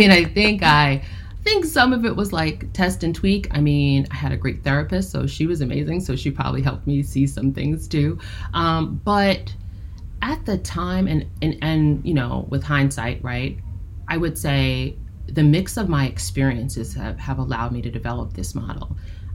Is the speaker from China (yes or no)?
no; United States; being a Black woman, right, growing up in the United States